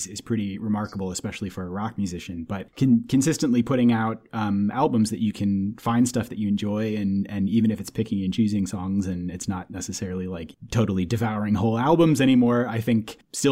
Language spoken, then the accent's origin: English; St. Paul, Minnesota, United States; I grew up in St. Paul.